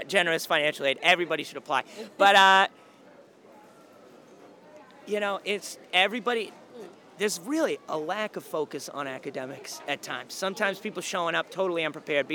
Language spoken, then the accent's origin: English; South Shore, Massachusetts, United States; I am from the South Shore. Yeah, I'm not from Boston. I am from the South Shore